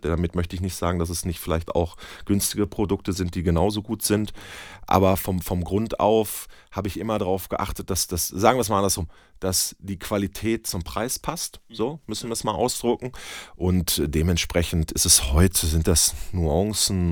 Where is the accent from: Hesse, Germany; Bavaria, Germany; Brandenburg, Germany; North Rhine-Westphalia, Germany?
North Rhine-Westphalia, Germany; Bönen; also born or lived in Dortmund; Gebürtiger Dortmunder, aber ich komme aus Böhmen ja. und wohne da auch heute noch